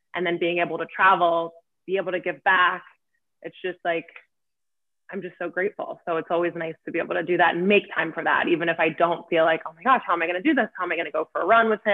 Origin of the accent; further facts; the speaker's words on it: Lancaster, Pennsylvania, United States; now in New York, United States; I'm from Lancaster, Pennsylvania. I live in New York